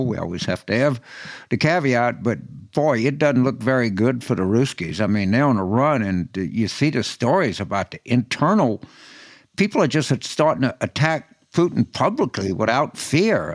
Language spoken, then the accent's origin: English; New Orleans, Louisiana, United States; my home state of, of, New Orleans